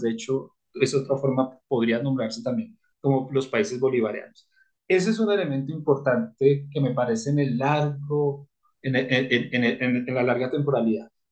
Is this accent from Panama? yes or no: no; Colombia; como colombiano